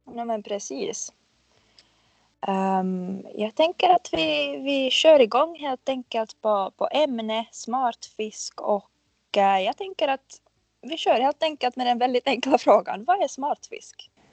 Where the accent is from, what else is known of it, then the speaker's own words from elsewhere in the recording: Finland; jag är en finlandssvensk marknadsförare